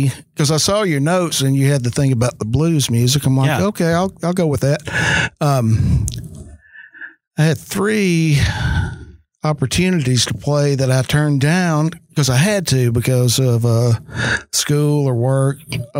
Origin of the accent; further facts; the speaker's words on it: the Delta, Mississippi, United States; also born or lived in Memphis, Tennessee / Nashville, Tennessee; I am Southern